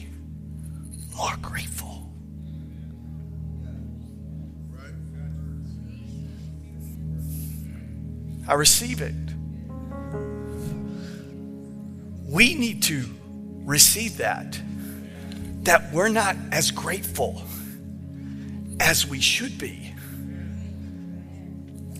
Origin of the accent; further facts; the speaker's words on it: Texas, United States; moved away; I'm from Texas